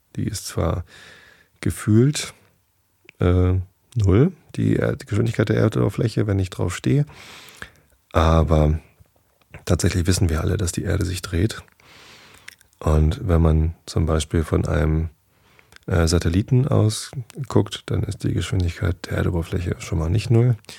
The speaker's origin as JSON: {"language": "German", "region": "Northern Germany", "country": "Germany", "said": "ich bin halt Norddeutscher"}